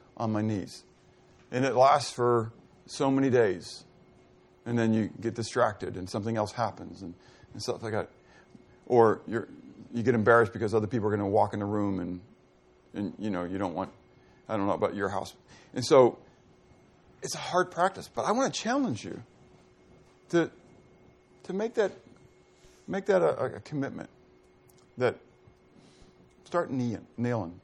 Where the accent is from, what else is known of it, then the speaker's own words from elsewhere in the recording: United States; as American believers